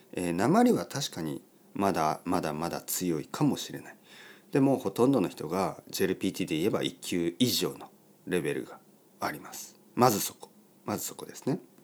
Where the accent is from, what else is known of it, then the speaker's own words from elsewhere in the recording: Oita, Japan; first language Japanese; moved away; also born or lived in London; 僕の出身の大分県の田舎